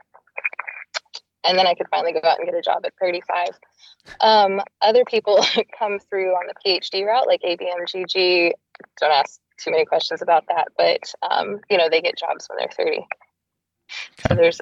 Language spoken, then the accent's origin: English; Texas, United States; also born or lived in Boston; now in Seattle, United States; I'm from Texas originally and then moved to Boston